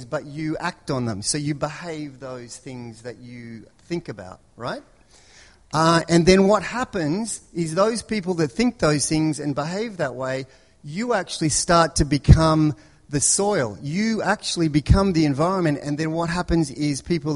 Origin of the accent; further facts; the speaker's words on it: Melbourne, Victoria, Australia; moved away; I grew up in Melbourne